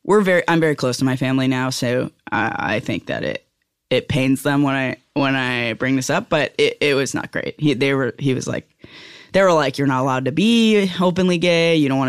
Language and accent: English; New York, United States; Yeah, I'm from Rockland County.